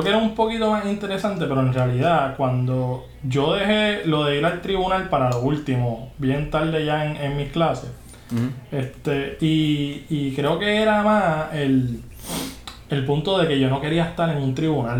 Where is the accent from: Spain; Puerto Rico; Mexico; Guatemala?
Puerto Rico; Juncos; also born or lived in Canóvanas / California; yo soy de Junco, o sea, yo soy del campo entre Junco y, cano, y Campo, campo, campo